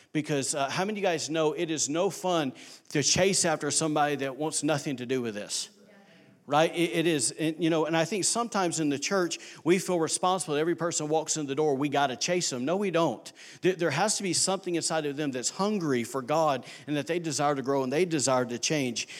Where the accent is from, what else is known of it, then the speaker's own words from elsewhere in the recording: Alabama, United States; now in Rockport, United States; I am from Alabama